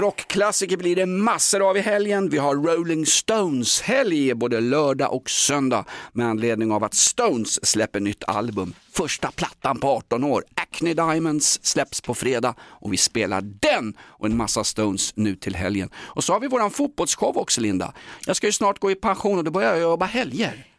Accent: Sweden; som svensk

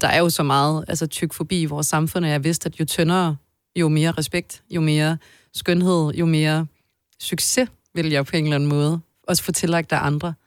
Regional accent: Odense, Southern Denmark, Denmark; now in Copenhagen, Denmark; jeg er fra Odense og flyttede til København lige så snart jeg kunne

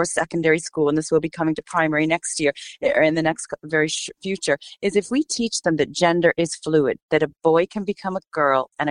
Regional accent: United States; moved away as an adult; now in Ireland; my home country where I lived 20 years ago, America

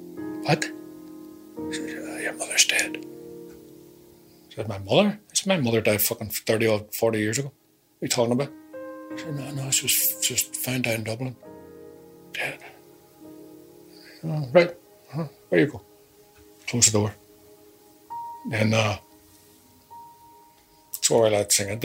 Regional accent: Northern Ireland, United Kingdom; this is my country. I'm Irish.

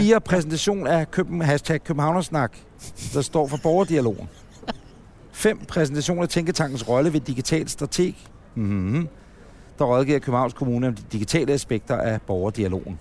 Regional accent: Ølstykke, Capital Region of Denmark, Denmark; jeg er fra Ølstykke

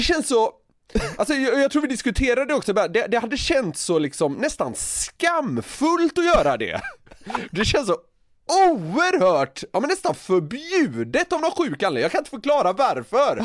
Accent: Gothenburg, Västra Götaland, Sweden; jag är ju från Göteborg

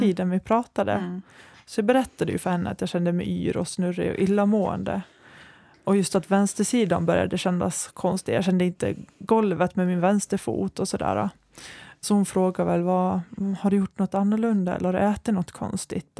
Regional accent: Borlänge, Dalarna County, Sweden; moved away as an adult; also born or lived in Västerås; Jag är från Borlänge, men efter gymnasiet så flyttade jag till Västerås för mm. att studera

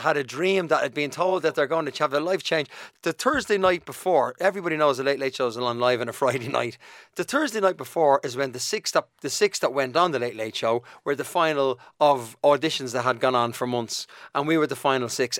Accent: Dublin, Leinster, Ireland; accent: Dublin; also born or lived in United Kingdom; Shane and I grew up in Donnamid

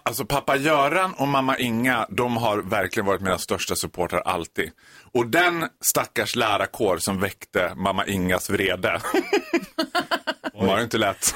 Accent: Borlänge, Dalarna County, Sweden; moved away; Jag är född och uppvuxen i Borlänge

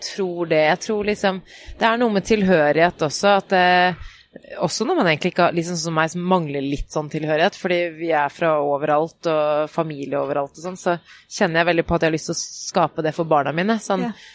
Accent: Oslo, Norway; Jeg er jo vokst opp der hvor jeg bor nå.

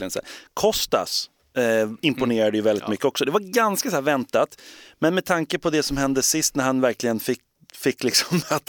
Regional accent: Gothenburg, Västra Götaland, Sweden; men jag, är, jag är från Göteborg.

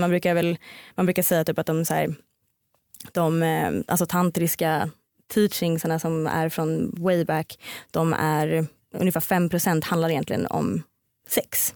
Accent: Stockholm, Stockholm County, Sweden; jag kommer från Stockholm

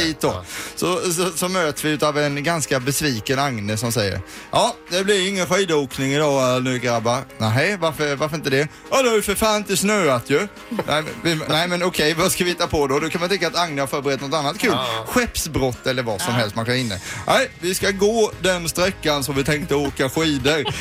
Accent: Ramdala, Blekinge, Sweden; moved away; i Ramdala medborgarhus där jag kommer ifrån

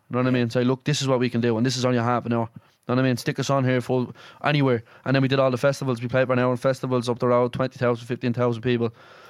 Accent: Dublin, Leinster, Ireland; me and you are going home to Dublin

